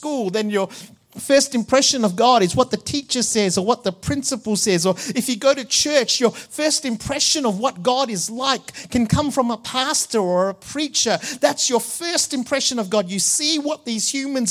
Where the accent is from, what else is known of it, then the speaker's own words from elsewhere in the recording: Malaysia; Growing up in Malaysia, in the Catholic Church